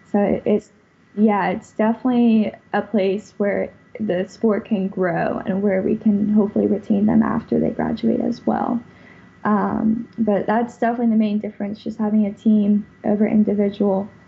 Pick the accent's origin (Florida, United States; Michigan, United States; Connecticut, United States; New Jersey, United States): Florida, United States; West Palm Beach; also born or lived in Pennsylvania; I'm from West Palm Beach, right by Okeechobee, uh, but originally I was born in Pennsylvania